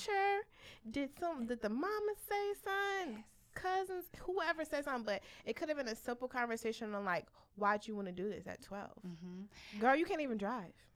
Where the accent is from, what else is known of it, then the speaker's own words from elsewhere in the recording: Philadelphia, Pennsylvania, United States; I'm from Philly